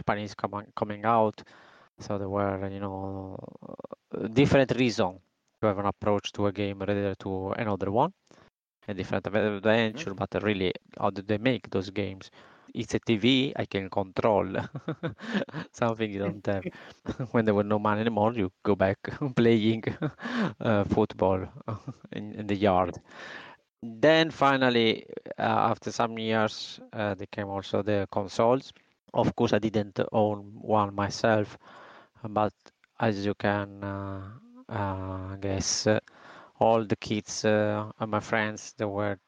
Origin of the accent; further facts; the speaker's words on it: Italy; moved away as an adult; now in Spain; I moved out from Italy. I traveled in, let's say, in different country. Now I am in Spain.